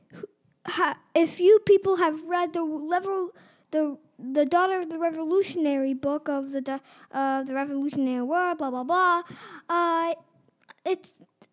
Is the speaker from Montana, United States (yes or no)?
yes; Montana, United States; from Montana, and I am 7 years old